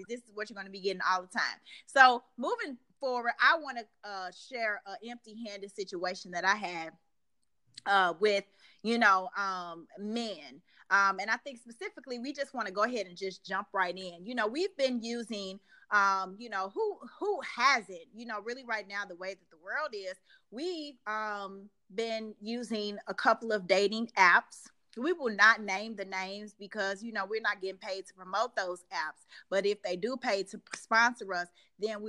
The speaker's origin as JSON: {"language": "English", "region": "Midwest", "country": "United States", "moved": "yes", "said": "I'm originally from the Midwest"}